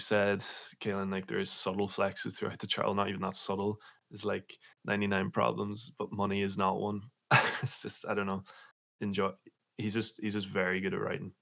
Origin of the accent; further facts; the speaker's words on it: Letterkenny, Ulster, Ireland; growing up in Letterkenny